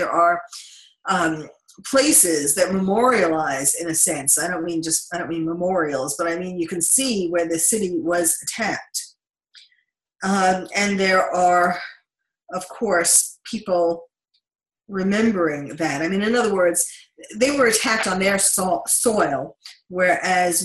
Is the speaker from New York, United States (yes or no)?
yes; New York City, New York, United States; now in Los Angeles, United States; I having been born and raised in New York